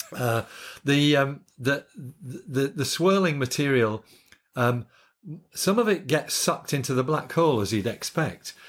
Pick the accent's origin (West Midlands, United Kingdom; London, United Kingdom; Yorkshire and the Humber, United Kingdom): Yorkshire and the Humber, United Kingdom; moved away as an adult; also born or lived in Scotland; now in Australia; I grew up in Yorkshire